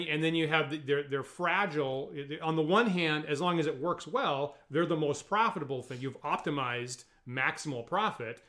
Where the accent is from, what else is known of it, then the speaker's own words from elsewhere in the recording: United States; me as an American and and again one from a very rural location